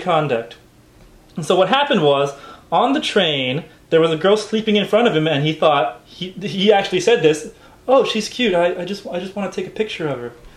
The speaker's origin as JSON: {"language": "English", "region": "Hawaii", "country": "United States", "tie": "born or raised there", "moved": "yes", "lives_now": "Japan", "said": "I was growing up in Hawaii"}